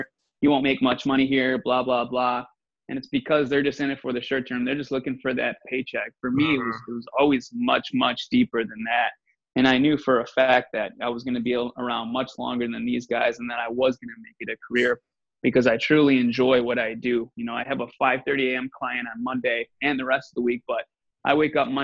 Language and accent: English; south suburbs of Chicago, Illinois, United States; now in Chicago, United States; I'm just from the south suburbs here. So I'm about about an hour out of the city